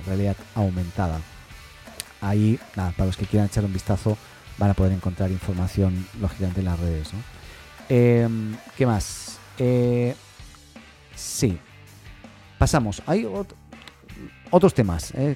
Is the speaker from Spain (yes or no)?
yes; Spain; now in Chile; estoy en Chile, pero soy español